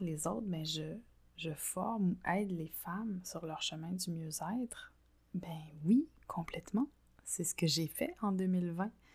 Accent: Quebec, Canada; also born or lived in France; je suis rentrée au Québec

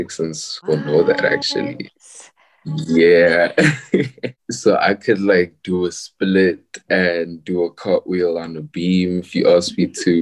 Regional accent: Pretoria, Gauteng, South Africa; I was born and raised in Pretoria, but I do frequent Joburg a lot

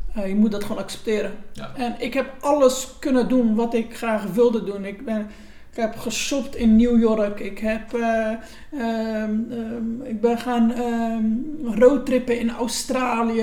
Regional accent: Gouda, South Holland, Netherlands; geboren en getogen in Gouda

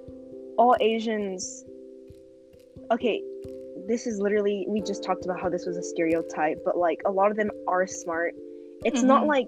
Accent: California, United States

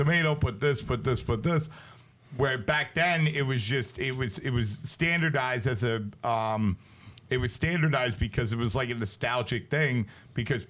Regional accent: United States; also born or lived in Brooklyn, New York / New Jersey; growing up in Brooklyn and New Jersey

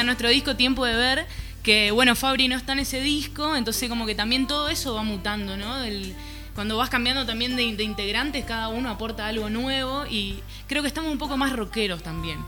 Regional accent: Formosa, Argentina; now in Buenos Aires, Argentina; somos de Formosa, vivimos hace un tiempo ya en Buenos Aires

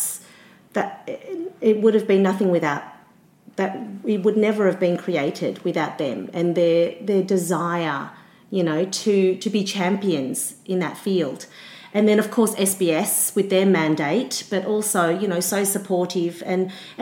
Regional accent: Australia; growing up in Australia

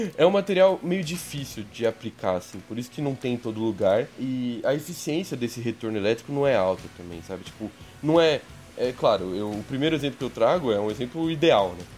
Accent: São Bernardo do Campo, São Paulo, Brazil; sou de São Bernardo mesmo, então conheci ele na escolinha mesmo, ensino fundamental

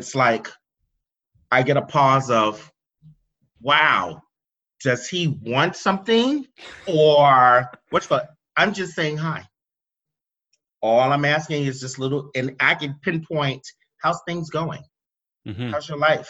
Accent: East Coast, United States; moved away; also born or lived in the South / the West; I was born and raised on the East Coast

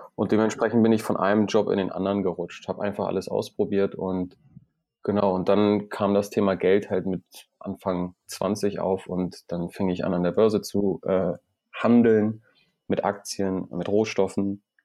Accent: Iran; moved away; ich komme ursprünglich aus dem Iran

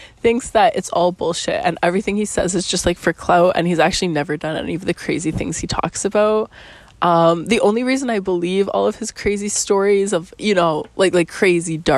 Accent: Canada; also born or lived in Costa Rica; I'm Canadian, actually

